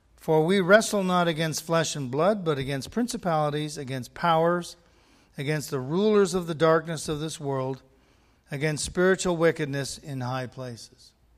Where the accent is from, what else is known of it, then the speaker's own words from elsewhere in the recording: Canada; being Canadian